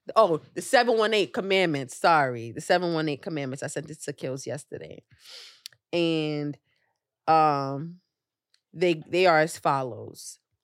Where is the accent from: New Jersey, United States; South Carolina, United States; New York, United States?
New York, United States; New York City; As a New Yorker